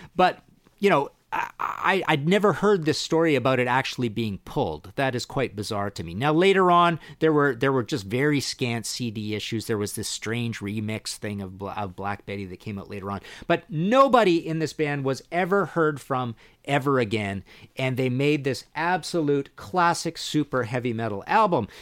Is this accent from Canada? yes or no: yes; Trail, British Columbia, Canada; born or raised there